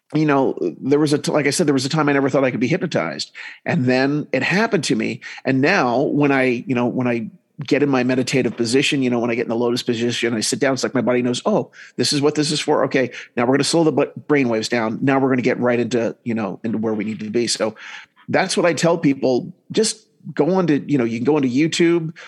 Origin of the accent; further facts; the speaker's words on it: New Jersey, United States; now in Salt Lake City, United States; I grew up in New Jersey, then I went up moving um, to Utah